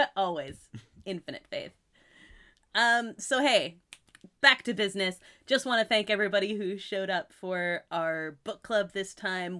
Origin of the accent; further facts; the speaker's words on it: Massachusetts, United States; moved away; also born or lived in California; where I was born in Massachusetts